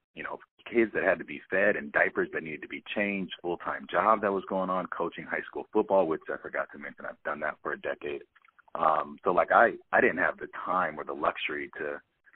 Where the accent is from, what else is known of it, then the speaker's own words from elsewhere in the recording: Pasadena, California, United States; also born or lived in Grinnell, Iowa; Born and raised in Pasadena, California